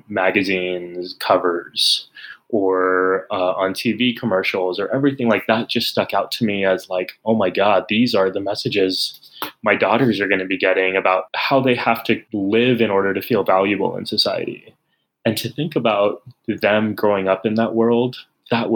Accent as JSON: {"language": "English", "town": "San Antonio", "region": "Texas", "country": "United States", "tie": "born or raised there", "moved": "yes", "said": "I grew up in San Antonio"}